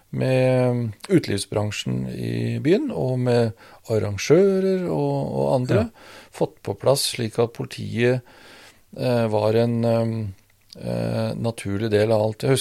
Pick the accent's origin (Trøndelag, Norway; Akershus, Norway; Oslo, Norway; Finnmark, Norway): Trøndelag, Norway; Rørvik; Der må jeg gå tilbake til oppveksten